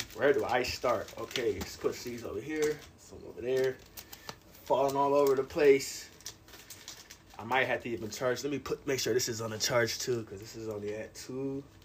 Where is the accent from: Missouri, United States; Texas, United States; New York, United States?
New York, United States; I'm a New Yorker